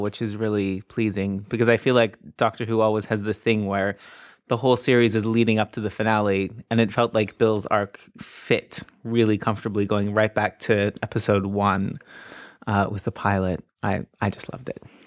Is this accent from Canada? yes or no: yes; Canada; now in United Kingdom; I'm just slightly in the wrong age group to have grown up with it in Canada